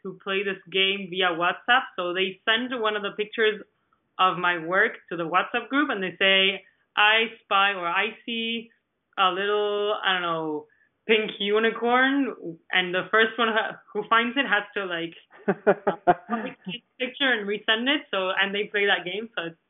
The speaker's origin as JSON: {"language": "English", "country": "Argentina", "second_language": "English", "moved": "as an adult", "said": "because I was coming from Argentina where I already knew the galleries. I had my gallery there. I knew many artists."}